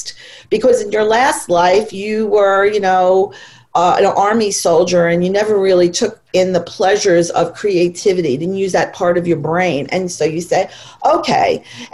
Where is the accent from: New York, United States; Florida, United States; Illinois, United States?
New York, United States; I've lived in New York my entire life